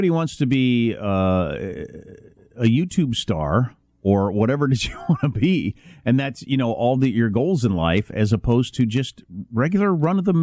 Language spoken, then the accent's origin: English; South Dakota, United States; You know, I come from I come from the Midwest and uh, South Dakota originally, which is populated by all those people you're just mentioning.